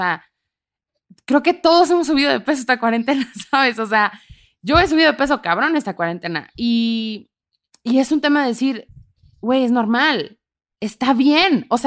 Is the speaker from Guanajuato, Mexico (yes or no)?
no; Ciudad Juárez, Chihuahua, Mexico; moved away as an adult; also born or lived in Tamaulipas; now in Mexico City, Mexico; yo soy justo de nacida en Tamaulipas, crecida en Ciudad Juárez, Chihuahua, con familia en Monterrey y Monclova, Coahuila.